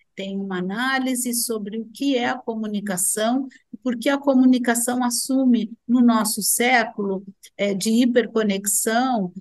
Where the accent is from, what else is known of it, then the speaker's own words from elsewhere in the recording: Rio Grande do Sul, Brazil; sou gaúcha